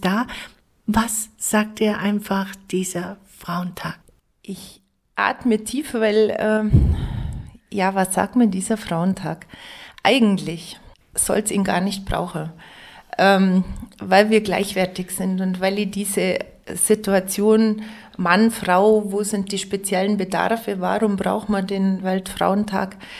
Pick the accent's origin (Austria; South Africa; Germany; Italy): Germany; Lengenwang, Bavaria; accent: Allgäu dialect (Lengenwang); now in Pfronten, Germany; ich kann Dialekt, ähm, originär natürlich Längerwanger, Bethlehem, ich komme aus dem Ortsteil Bethlehem, Bethlehemer Dialekt.